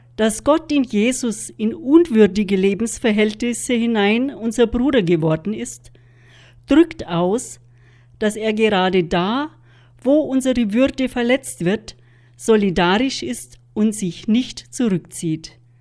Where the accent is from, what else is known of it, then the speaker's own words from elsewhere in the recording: Germany; bei uns in Deutschland